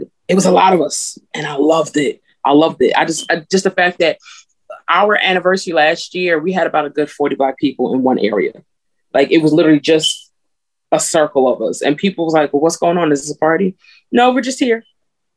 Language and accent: English; New Jersey, United States; I'm from Jersey, but my family's from the South